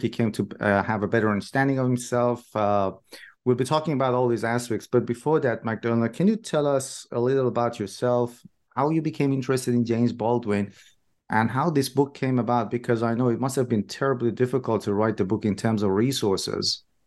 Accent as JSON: {"language": "English", "country": "Iran", "moved": "yes", "said": "I'm originally from Iran myself"}